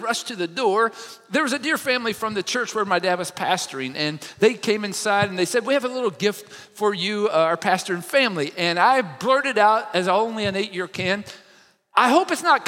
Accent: Kentucky, United States; I'm from Kentucky

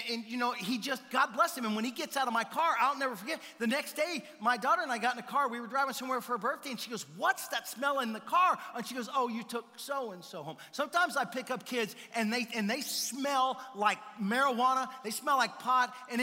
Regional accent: the South, United States; now in Simi Valley, United States; we're from the South

